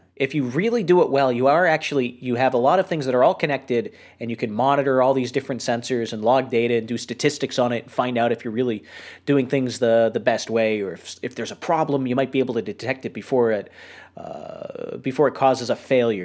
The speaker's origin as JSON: {"language": "English", "region": "New Hampshire", "country": "United States", "tie": "born or raised there", "said": "I grew up in New Hampshire"}